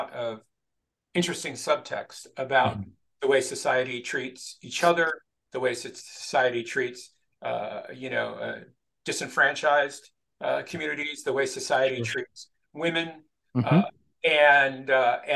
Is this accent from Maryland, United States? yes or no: no; El Monte, California, United States; I grew up in East Los Angeles in El Monte, which was at that time a predominantly Hispanic neighborhood